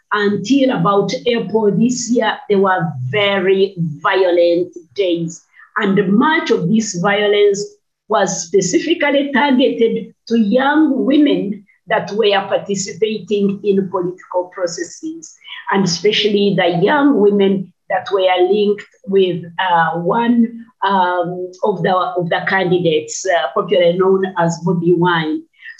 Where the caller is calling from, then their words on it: Kampala, Central Region, Uganda; I'm speaking from Kampala, Uganda, and I head a coalition of women's organizations